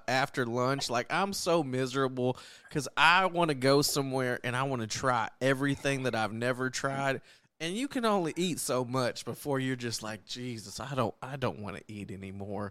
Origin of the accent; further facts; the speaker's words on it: Texas, United States; growing up in Texas